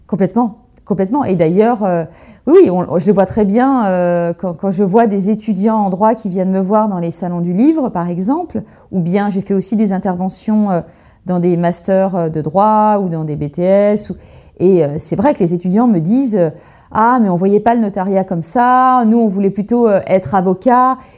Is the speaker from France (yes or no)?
yes; Burgundy, Bourgogne-Franche-Comté, France; j'ai grandi en Bourgogne, dans une ferme au milieu de la nature.